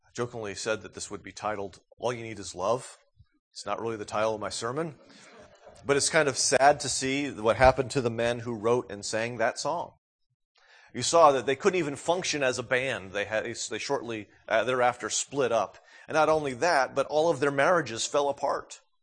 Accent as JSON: {"language": "English", "region": "New England", "country": "United States", "tie": "born or raised there", "moved": "yes", "said": "growing up in New England"}